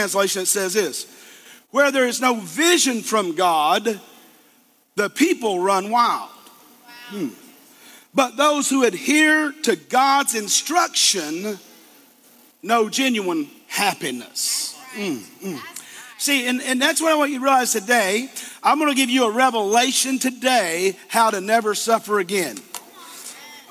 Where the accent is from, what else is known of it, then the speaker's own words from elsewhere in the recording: Eastern Kentucky, United States; I'm a hillbilly from Eastern Kentucky